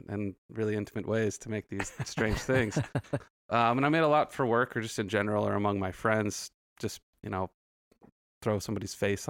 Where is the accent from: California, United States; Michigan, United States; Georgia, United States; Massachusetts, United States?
California, United States; Santa Clarita; now in South Bay, United States; I'm originally from Santa Clarita.